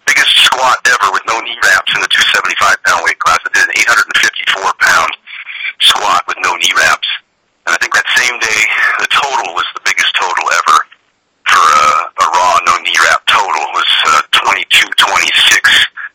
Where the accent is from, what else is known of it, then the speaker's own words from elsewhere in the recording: Portland, Oregon, United States; It was Portland, Oregon. I was out on the west side there, towards Beaverton, Sunset, Aloha, in that Hillsboro, that area out there. And it was, you know, that's where I was born and raised